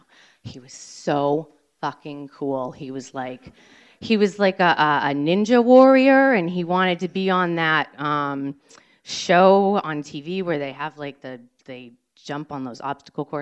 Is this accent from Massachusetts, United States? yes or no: yes; Cambridge, Massachusetts, United States; I grew up in Cambridge, Mass